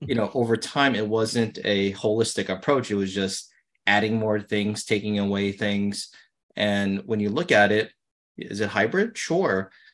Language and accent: English; New York City, New York, United States; I grew up in Brooklyn, not a lot of money